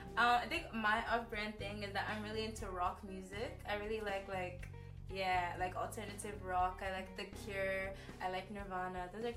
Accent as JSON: {"language": "English", "country": "Ghana", "tie": "born or raised there", "moved": "as an adult", "said": "I went to school in Ghana. I went to high school in Ghana."}